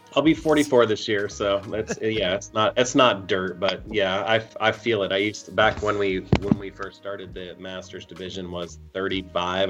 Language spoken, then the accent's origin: English; Columbus, United States; it's my hometown and growing up watching the Columbus Open